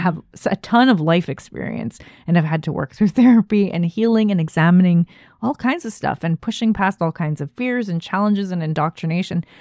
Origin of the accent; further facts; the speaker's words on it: Canada; as a Canadian